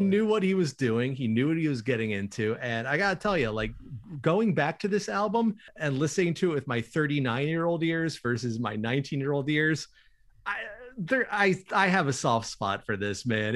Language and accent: English; Winston-Salem, North Carolina, United States; my hometown of Winston-Salem